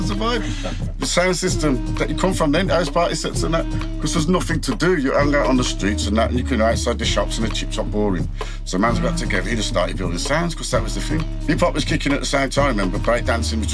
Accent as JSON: {"language": "English", "town": "Birmingham", "region": "West Midlands", "country": "United Kingdom", "tie": "born or raised there", "said": "I was in Bartley Green mostly. Yeah. From like 13, Bartley Green, Woodgate Valley, man."}